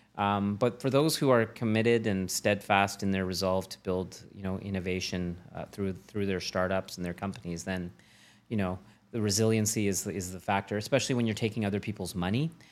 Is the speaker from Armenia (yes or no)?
no; Canada; As a Canadian